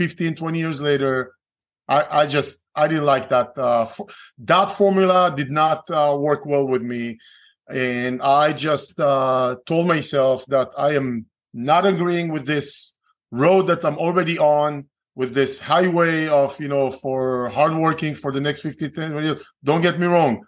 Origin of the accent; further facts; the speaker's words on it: Israel; English is a second language; moved away as an adult; I'm originally from Israel. Okay. Born and raised, spent 3 years in the Israeli military